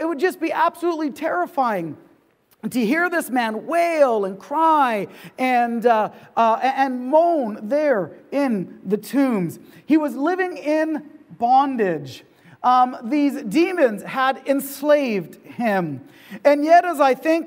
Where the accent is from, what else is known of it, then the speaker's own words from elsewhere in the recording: the Kootenays, British Columbia, Canada; now in Okanagan, Canada; I'm from the Kootenays, a small town, and now in the Okanagan